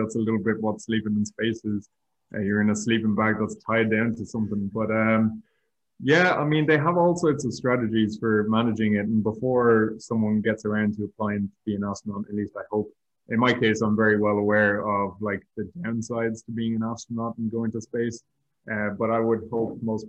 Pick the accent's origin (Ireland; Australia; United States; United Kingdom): Ireland; also born or lived in Madrid; I was doing 2 years as an Irish national trainee again with the European Space Agency